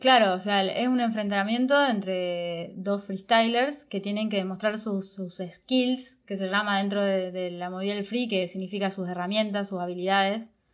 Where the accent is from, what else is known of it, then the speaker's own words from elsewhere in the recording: Córdoba, Argentina; también me crié en Córdoba